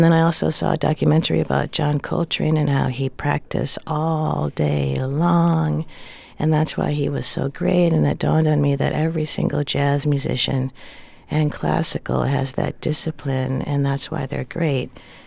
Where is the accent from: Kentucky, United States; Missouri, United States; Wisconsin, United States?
Wisconsin, United States; Milwaukee; I grew up in Milwaukee, Wisconsin